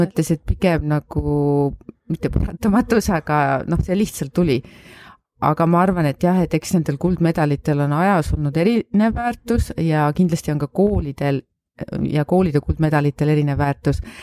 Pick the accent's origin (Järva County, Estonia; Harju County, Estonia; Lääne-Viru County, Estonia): Järva County, Estonia; Paide; also born or lived in Saaremaa; ma olen sündinud Saaremaal, aga koolis käinud Paides ja Paides siis kuni lasteaiast kuni gümnaasiumi lõpuni